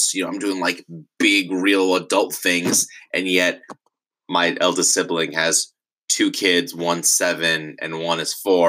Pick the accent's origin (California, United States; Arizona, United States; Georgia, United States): California, United States; Irvine; I grew up in Orange County in Irvine